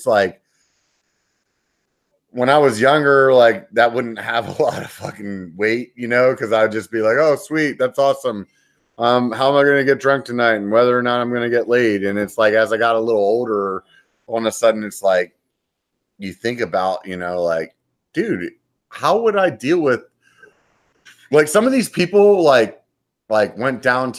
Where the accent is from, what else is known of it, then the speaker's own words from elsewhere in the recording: Pennsylvania, United States; now in California, United States; I'm not from California, I'm from Pennsylvania.